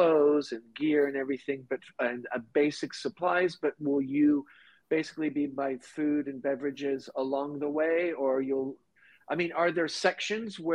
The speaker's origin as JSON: {"language": "English", "country": "Switzerland", "said": "I'm from Switzerland"}